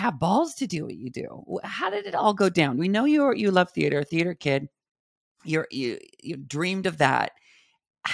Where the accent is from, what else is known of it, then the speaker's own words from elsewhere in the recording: West Coast, United States; now in Long Island, United States; I grew up on the West Coast